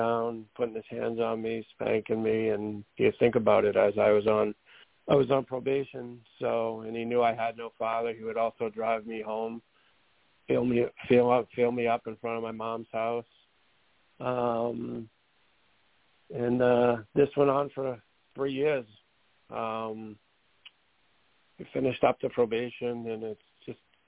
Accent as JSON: {"language": "English", "town": "Methuen", "region": "Massachusetts", "country": "United States", "tie": "born or raised there", "said": "I'm from Methuen, Massachusetts"}